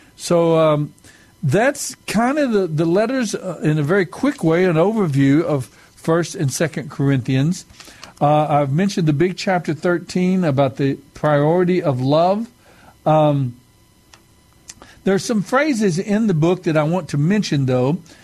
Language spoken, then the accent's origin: English; United States; my being Native American, my being Mescalero Apache